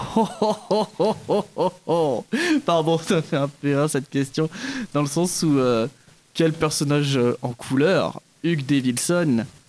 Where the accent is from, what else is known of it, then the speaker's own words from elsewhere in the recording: Kourou, French Guiana; now in Montpellier, France; je suis d'origine philippine, mais j'ai grandi, enfin je suis né et j'ai grandi en Guyane française, à Kourou